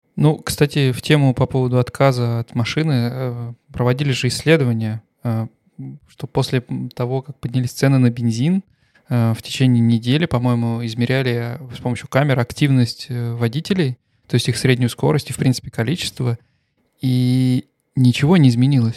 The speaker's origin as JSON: {"language": "Russian", "country": "Russia", "also_born_or_lived": "Stuttgart, Germany", "moved": "as an adult", "lives_now": "Germany", "said": "я никогда не скрывал, что я русский. Э, я никогда не скрывал, что я приехал из России там три года назад э, в Германию"}